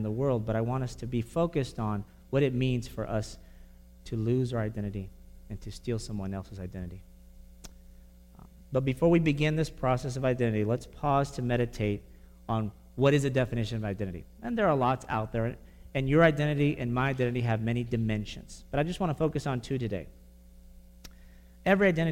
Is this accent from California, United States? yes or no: no; Brownsville, Texas, United States; I grew up in Brownsville, Texas